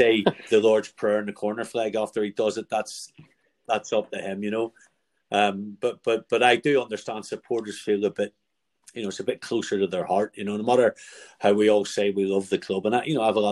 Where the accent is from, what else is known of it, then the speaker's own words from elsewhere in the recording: Northern Ireland, United Kingdom; I'm from Northern Ireland